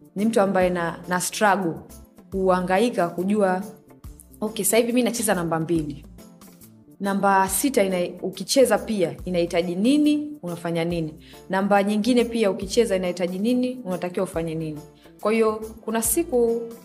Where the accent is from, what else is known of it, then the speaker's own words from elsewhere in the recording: Morogoro, Morogoro Region, Tanzania; mi kwetu ni Morogoro, Morogoro mjini.